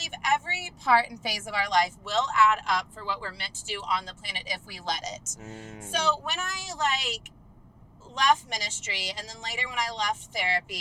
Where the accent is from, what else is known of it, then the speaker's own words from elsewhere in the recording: Sand Springs, Oklahoma, United States; moved away; also born or lived in Tulsa, Oklahoma; the little tiny town of Sand Springs, Oklahoma, where the good Lord decided to drop